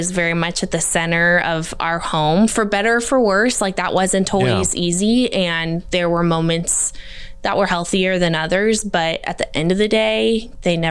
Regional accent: Olathe, Kansas, United States; also born or lived in Naperville, Illinois; we moved here when I was in first grade. So this is kind of, for all intents and purposes, my hometown

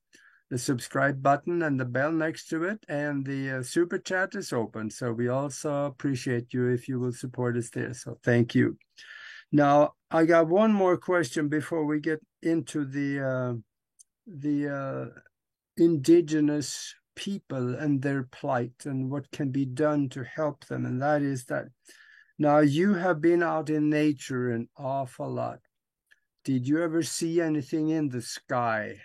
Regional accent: Norway; moved away; when I grew up back in Norway

